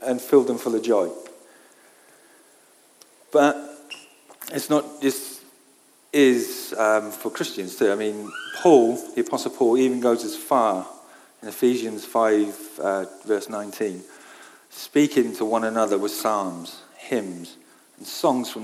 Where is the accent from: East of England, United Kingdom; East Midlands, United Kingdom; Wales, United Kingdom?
Wales, United Kingdom; I grew up in Wales